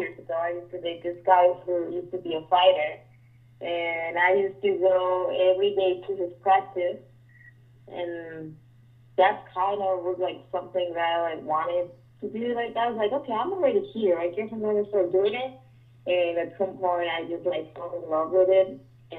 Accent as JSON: {"language": "English", "country": "Mexico", "moved": "as an adult", "lives_now": "Las Vegas, United States", "said": "I'm from Mexico"}